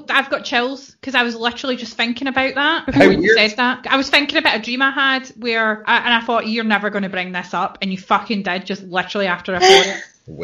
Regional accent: United Kingdom; we're British

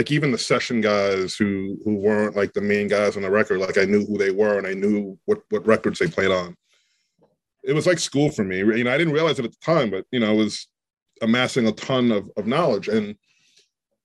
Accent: New York City, New York, United States; growing up in New York

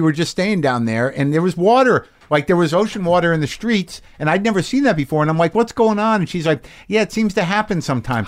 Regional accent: United States; as an American

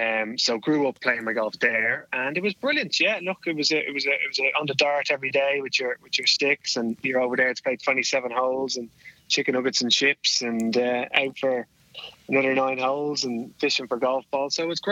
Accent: Portmarnock, Leinster, Ireland; I am from Portmarnock in Dublin. So literally about a kilometre from the old course, the old Portmarnock Golf Club.

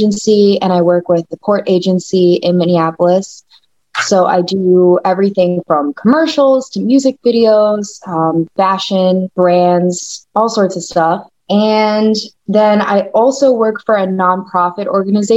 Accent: Bogotá, Colombia; I myself am Colombian. I was born in Bogota, Colombia.

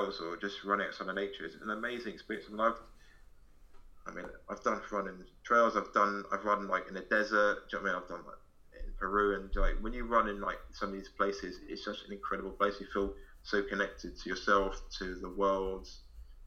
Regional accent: London, United Kingdom; I'm from London.

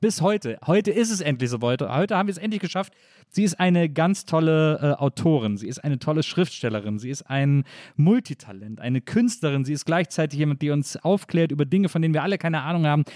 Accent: Wesseling, North Rhine-Westphalia, Germany; Ahaus ist so groß wie Wesseling, äh, also jetzt nicht auf deinen Namen bezogen, sondern aus dem Ort, wo ich herkomme

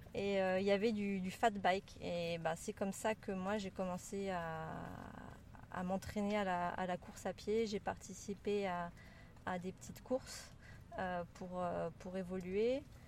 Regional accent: France; moved away as an adult; also born or lived in Brittany / Toulouse area / Spain / Maldives; now in Geneva, Switzerland; originaire de, de France, j'ai grandi entre la Bretagne et la région toulousaine.

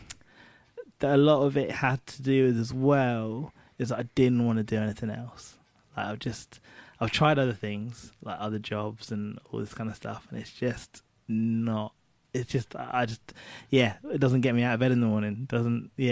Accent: Cambridgeshire, East of England, United Kingdom; Cambridgeshire, which is where I spent most of my childhood

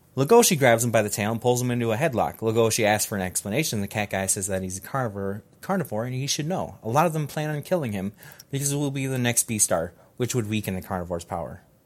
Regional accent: Georgia, United States; I was born in Georgia.

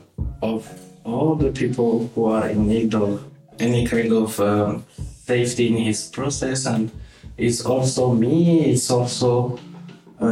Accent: Burundi; moved away as an adult; now in Slovenia; I'm coming from Burundi, and then I'm here in Slovenia like 6 months

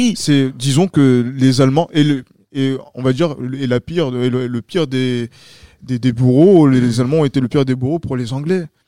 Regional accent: France; en tant que Français

